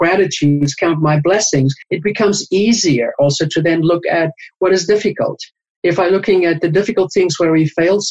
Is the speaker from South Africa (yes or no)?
yes; South Africa; I was born and raised in South Africa